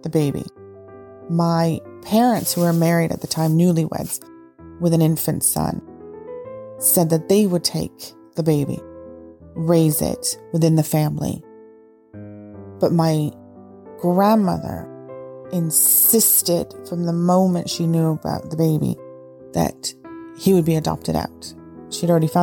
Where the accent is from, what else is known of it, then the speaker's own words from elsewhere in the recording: Ottawa, Ontario, Canada; moved away as an adult; also born or lived in Albrighton, Shropshire, England; I was born in Ottawa, Ontario, to English immigrant parents. I moved to my mother's village of Albrighton when I was 20